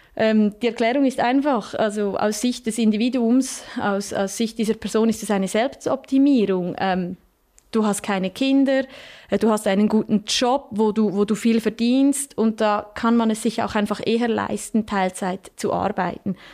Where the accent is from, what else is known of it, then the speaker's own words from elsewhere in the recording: Switzerland; bei uns in der Schweiz